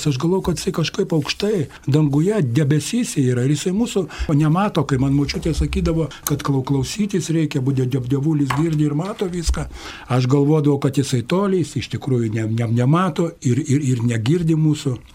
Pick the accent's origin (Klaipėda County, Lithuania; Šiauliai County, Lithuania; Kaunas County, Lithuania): Kaunas County, Lithuania; Kaunas; man 60 metų. Esu, esu iš Kauno, kaunietis esu. Esu kai ko kaunietis, gimiau krikščionių šeimoje, katalikų šeimoje gimiau